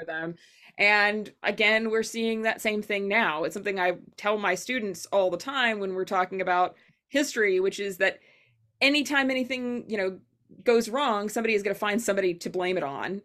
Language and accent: English; Arkansas, United States; I'm from Arkansas. Everybody makes those jokes about my state, too.